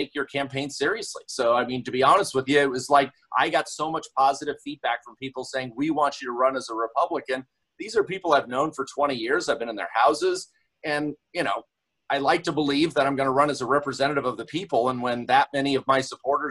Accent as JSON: {"language": "English", "town": "Yakima", "region": "Washington", "country": "United States", "tie": "born or raised there", "also_born_or_lived": "Pullman, Washington", "said": "it was my hometown of Yakima. I was born and raised in Yakima."}